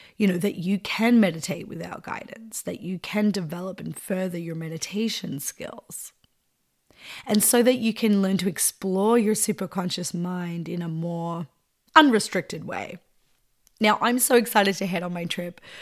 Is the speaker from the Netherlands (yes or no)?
no; east or northeast of Melbourne, Victoria, Australia; moved away; I grew up east or northeast of Melbourne, out the bush